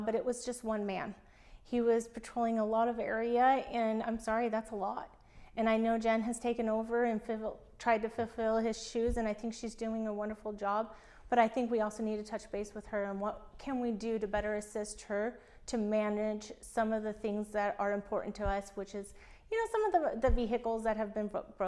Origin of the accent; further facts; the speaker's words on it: Enterprise, Oregon, United States; moved away; I grew up in Enterprise, Oregon.